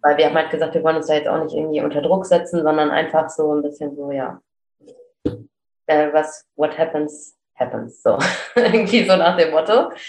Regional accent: Cologne, North Rhine-Westphalia, Germany; Ich komme aus Köln

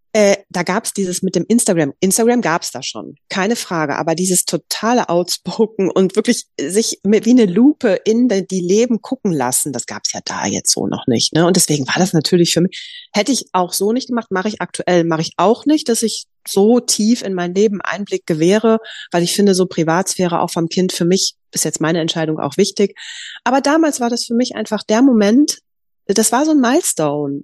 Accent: Düsseldorf, North Rhine-Westphalia, Germany; ich komme aus Düsseldorf

